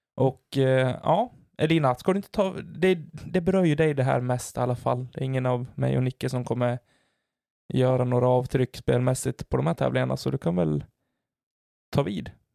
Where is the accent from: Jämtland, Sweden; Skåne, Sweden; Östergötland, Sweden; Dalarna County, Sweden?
Dalarna County, Sweden; Falun; moved away